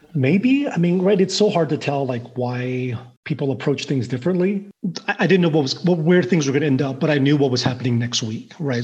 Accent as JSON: {"language": "English", "region": "southwest Missouri", "country": "United States", "tie": "born or raised there", "also_born_or_lived": "Taiwan", "said": "originally Taiwan, mostly raised in in small town southwest Missouri"}